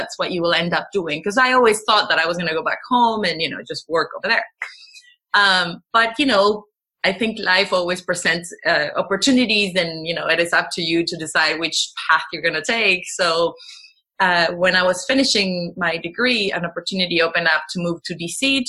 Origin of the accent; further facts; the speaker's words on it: Venezuela; moved away as an adult; also born or lived in United States / Washington, D.C.; now in Netherlands; I grew up in Venezuela. So I moved when I was 5 years old. I went back I lived there for until I was 20.